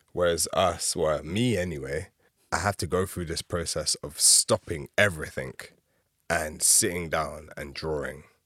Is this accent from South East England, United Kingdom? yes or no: no; London, United Kingdom; especially as a Londoner. I've you know, born and raised here